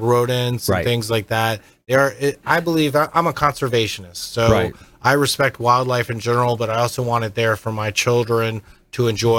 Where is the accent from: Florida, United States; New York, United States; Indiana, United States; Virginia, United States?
Florida, United States; I remember growing up in Florida. I'm fourth generation Floridian.